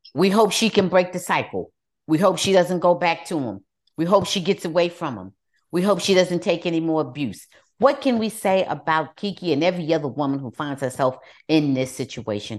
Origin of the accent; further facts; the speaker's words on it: New Jersey, United States; moved away; I'm originally from New Jersey.